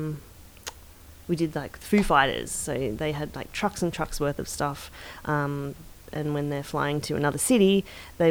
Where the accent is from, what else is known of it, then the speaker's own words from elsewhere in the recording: Ferntree Gully, Victoria, Australia; I grew up in Ferntree Gully